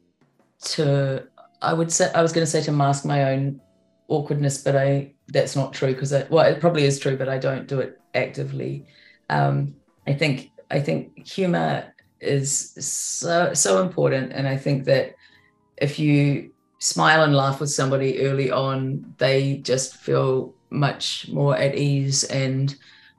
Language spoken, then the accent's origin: English; New Zealand; I'm a Kiwi